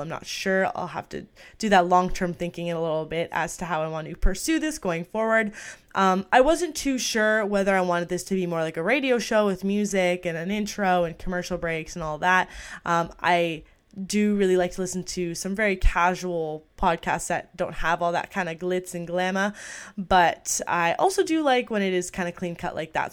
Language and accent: English; outside Toronto, Ontario, Canada; I was born and raised in Canada. I'm not gonna say the exact city, but I'm just a little bit outside of Toronto.